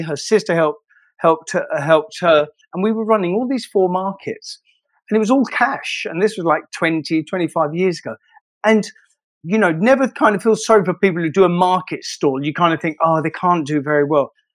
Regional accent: London, United Kingdom; I'm from Shoreditch

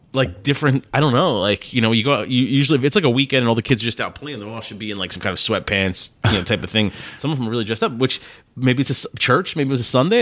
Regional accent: New Jersey, United States; We're from New Jersey, which is right close to Philly

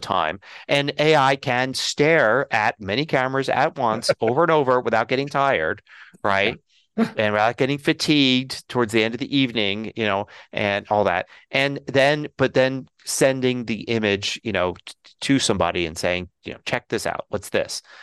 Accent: Philadelphia, Pennsylvania, United States; now in Colorado, United States; I'm originally from Philly

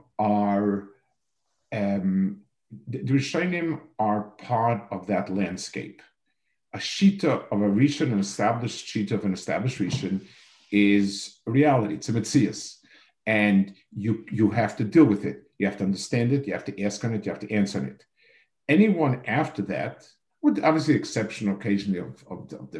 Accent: New York City, New York, United States; moved away as an adult; also born or lived in Jerusalem, Israel; now in Silver Spring, United States; I was born on the Lower East Side

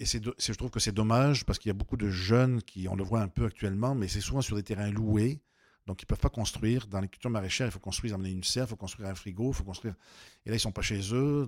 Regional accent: Avignon, Provence-Alpes-Côte d'Azur, France; moved away as an adult; also born or lived in Costières de Nîmes; now in Quebec, Canada; à Avignon, dans ma ville d'origine

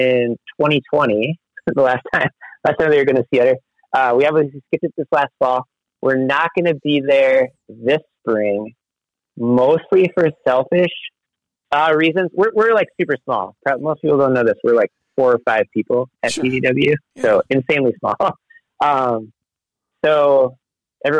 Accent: Minnesota, United States; moved away as an adult; also born or lived in Madison, Wisconsin; now in Portland, United States; I grew up in Minnesota, so everyone played hockey.

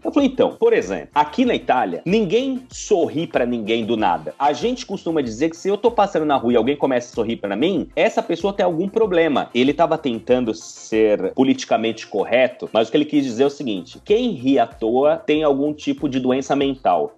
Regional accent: São Paulo, Brazil; first language Portuguese; moved away as an adult; also born or lived in Italy / Pisa, Italy; now in Liverpool, United Kingdom; Eu sou de São Paulo, capital

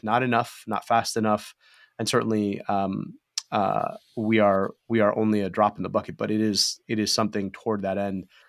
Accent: Michigan, United States; my own childhood growing up in Michigan

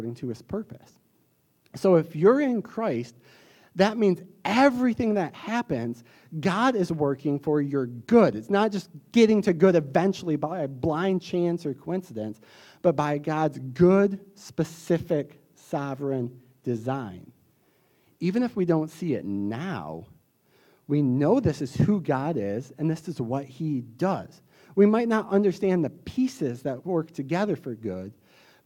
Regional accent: the South, United States; accent: southern; my southern accent

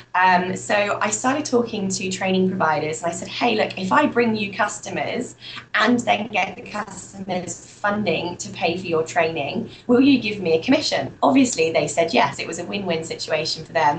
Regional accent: United Kingdom; accent: British; moved away as an adult; also born or lived in Malta; now in Australia; as you can tell by my accent, I'm British

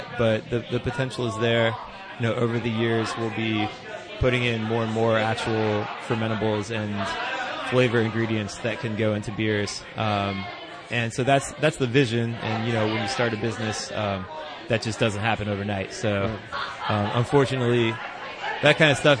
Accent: Athens, Ohio, United States; I grew up here

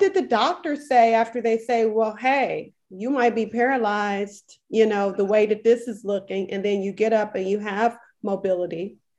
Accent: Milwaukee, Wisconsin, United States; moved away as an adult; now in Houston, United States; we're both from Milwaukee, Wisconsin, both living here in Houston, Texas.

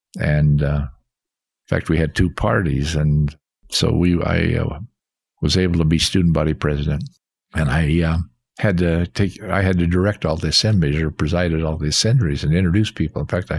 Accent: Rexburg, Idaho, United States; But I loved growing up in Rexburg, Idaho.

